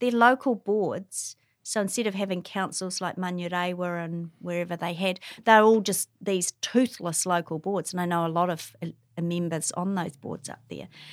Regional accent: Wellington, New Zealand; now in Hamilton, New Zealand; I grew up in Wellington

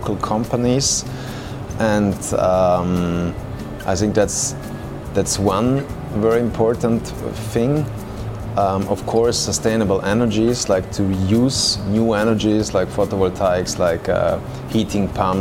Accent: South Tyrol, Trentino-Alto Adige, Italy; the place where I come from Alto Adige

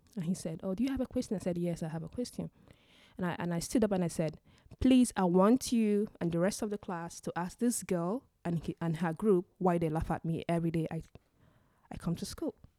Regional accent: Nigeria; moved away as an adult; now in Stockholm, Sweden; I am originally from Nigeria. And I moved to Sweden in two thousand and thirteen for my master's education

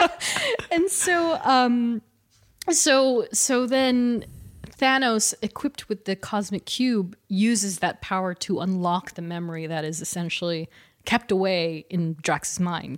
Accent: California, United States; We're both from California

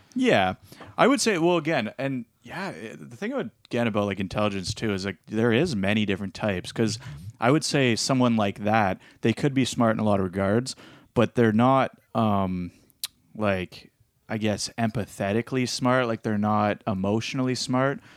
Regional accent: Petrolia, Ontario, Canada; I grew up in even in Petrolia, and there's bears out there

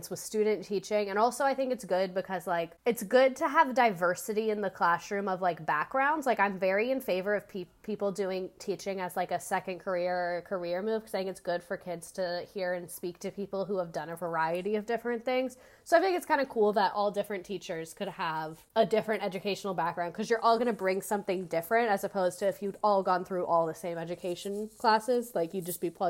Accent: Pennsylvania, United States; born there; moved away as an adult

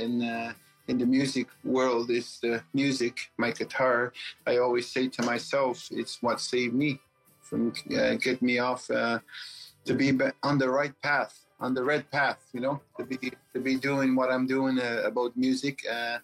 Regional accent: Newfoundland and Labrador, Canada; English is a second language; moved away as an adult; now in Quebec City, Canada; I'm Innu, and I grew up in Labrador all my life

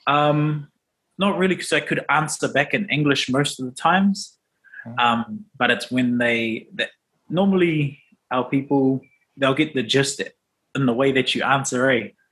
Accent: Auckland, New Zealand; also born or lived in Rotoiti; So I'm from Rotoiti, but grew up in Auckland.

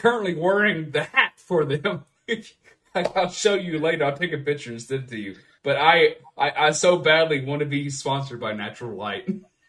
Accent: Appalachia, United States; I'm from Appalachia. I won't completely dox myself, but I can say I'm from Appalachia.

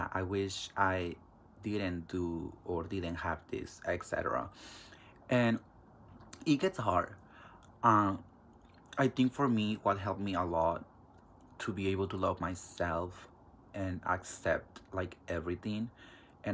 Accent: Mexico; also born or lived in California; now in Kansas, United States; I do have an accent because I was raised in Mexico

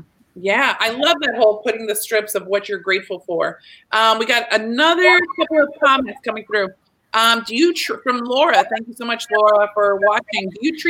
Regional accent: Texas, United States; I'm a hugger. I'm from Texas.

